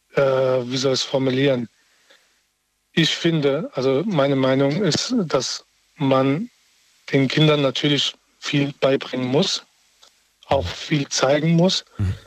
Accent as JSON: {"language": "German", "region": "Berlin", "country": "Germany", "tie": "born or raised there", "moved": "yes", "said": "ich komme ja ursprünglich aus Berlin"}